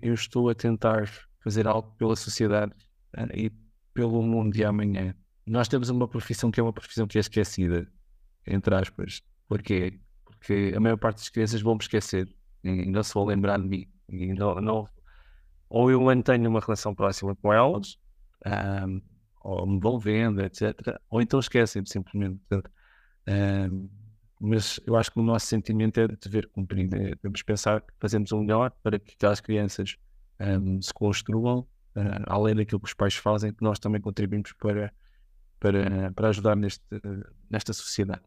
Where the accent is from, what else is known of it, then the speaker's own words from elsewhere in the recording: Vimeiro, Lisbon, Portugal; eu sou de, do Vimeiro, da Lourdes, portanto aqui em eh, Lisboa